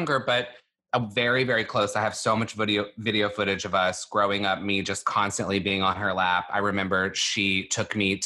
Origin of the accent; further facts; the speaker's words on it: Longview, Texas, United States; moved away; I grew up in Longview, Texas, which is a town in East Texas